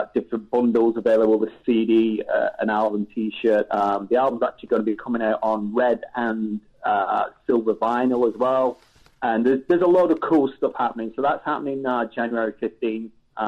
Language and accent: English; England, United Kingdom; growing up in England, very different to growing up in the States